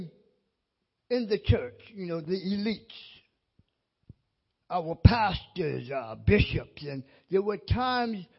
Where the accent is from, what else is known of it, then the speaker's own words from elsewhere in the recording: Mount Pleasant, United States; also born or lived in Wiesbaden, Germany / Texas / Louisiana / Hawaii; I'm from the Mount Pleasant area